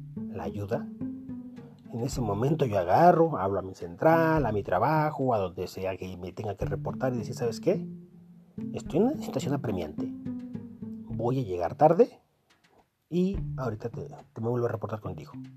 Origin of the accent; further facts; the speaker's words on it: Mexico; como mexicano